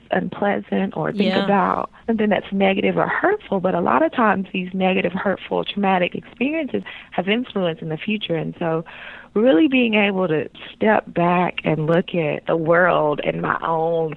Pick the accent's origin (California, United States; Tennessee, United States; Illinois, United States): Tennessee, United States; rural West; moved away as an adult; now in Portland, United States; I am African American, Black, from rural West Tennessee, raised in a Christian home, and female